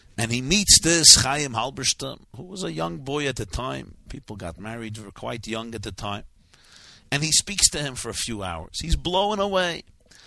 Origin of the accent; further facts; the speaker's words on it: New York City, New York, United States; a shul near where I grew up on New York Avenue in Brooklyn